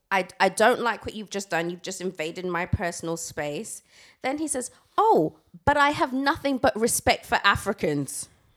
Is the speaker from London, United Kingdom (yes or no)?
no; Essex, East of England, United Kingdom; Growing up in Essex